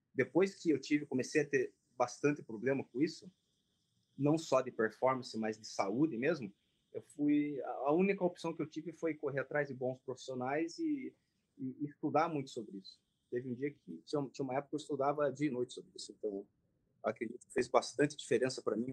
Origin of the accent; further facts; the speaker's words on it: Brazil; also born or lived in Japan; Então, eu, na verdade, nasci no Japão, né? Como o pessoal sabe, vim para cá dos três para quatro anos para o Brasil